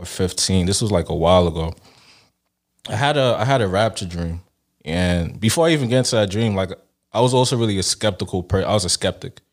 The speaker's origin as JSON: {"language": "English", "town": "Brooklyn", "region": "New York", "country": "United States", "tie": "born or raised there", "also_born_or_lived": "Nigeria / Canada", "said": "Nigerian born, Brooklyn raised"}